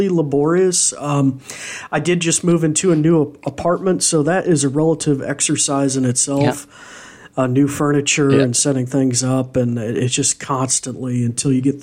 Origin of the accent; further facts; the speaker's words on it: North Carolina, United States; also born or lived in Southwest Virginia; now in Virginia, United States; I am from the States. I'm from America. Yep. But I'm based here in Southwest Virginia, and I was born in North Carolina.